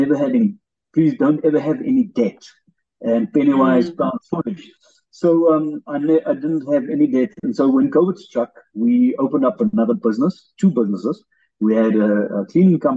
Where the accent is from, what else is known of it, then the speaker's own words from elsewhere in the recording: Springbok, Northern Cape, South Africa; also born or lived in Phalaborwa, Limpopo; my mother's originally from Springbok, so we moved back here